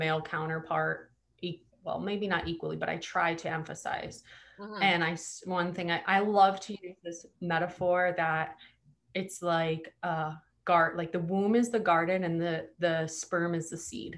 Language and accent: English; Hawaii, United States; I'm from Hawaii